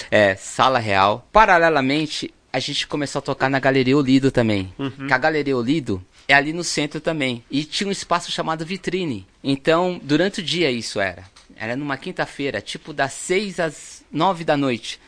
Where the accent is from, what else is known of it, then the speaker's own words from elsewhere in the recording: Brazil; nós que somos aqui do Brasil